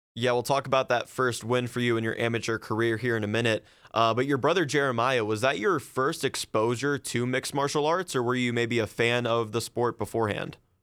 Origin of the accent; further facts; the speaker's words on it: near Massillon, Ohio, United States; Massillon, Ohio, which is very close to where I grew up